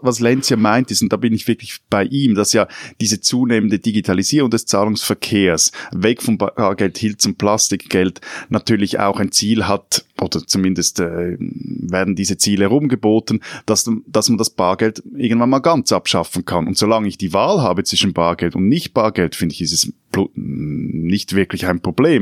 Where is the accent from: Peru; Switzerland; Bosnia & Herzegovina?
Switzerland; Als Schweizer